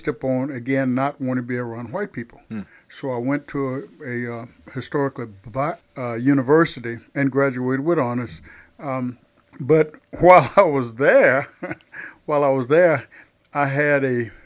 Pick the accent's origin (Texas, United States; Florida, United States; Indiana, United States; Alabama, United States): Texas, United States; South; accent: southern; I am from South Texas, and those on the podcast can probably pick up on my southern accent